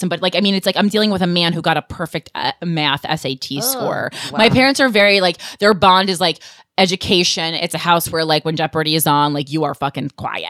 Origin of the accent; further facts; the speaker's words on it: New Jersey, United States; moved away as an adult; also born or lived in New York City; now in New York, United States; even to this day as a Jersey girl, I never describe myself as a New Yorker. Mm-hmm. I always say I've lately, you know, lived here for 16, 17 years, but I'm like really proud to be from New Jersey.